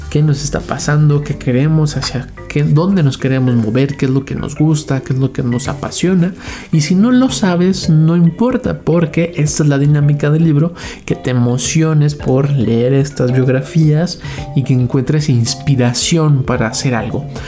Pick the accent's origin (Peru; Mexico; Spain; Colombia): Mexico; mexicanos como nosotros